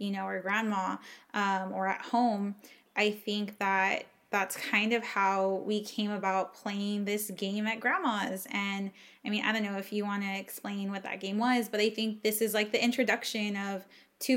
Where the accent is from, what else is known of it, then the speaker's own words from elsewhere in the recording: United States; first language English; moved away as an adult; also born or lived in Austin, Texas; growing up in the Valley